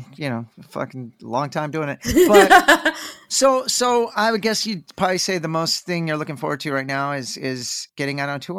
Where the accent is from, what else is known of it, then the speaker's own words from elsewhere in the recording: Texas, United States; I'm born and raised in Texas and I still live here.